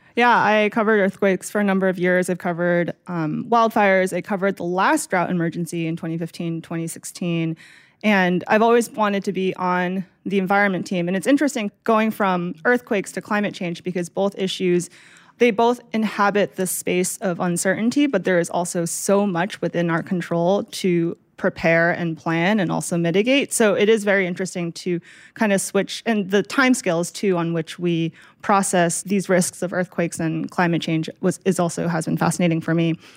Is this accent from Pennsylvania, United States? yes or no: no; Massachusetts, United States; now in California, United States; I grew up in Massachusetts